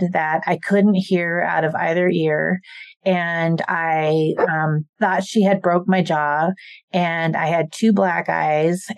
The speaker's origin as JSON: {"language": "English", "region": "Idaho", "country": "United States", "tie": "born or raised there", "also_born_or_lived": "South Korea", "said": "I was raised in Idaho"}